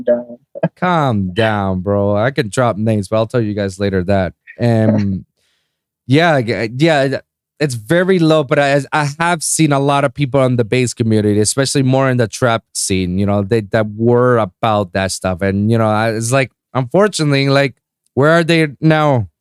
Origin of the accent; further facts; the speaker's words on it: Puerto Rico; now in South Florida, United States; my hometown in Puerto Rico